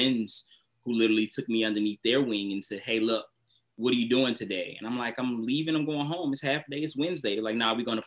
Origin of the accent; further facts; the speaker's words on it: United States; I'm from, born and raised in Southeast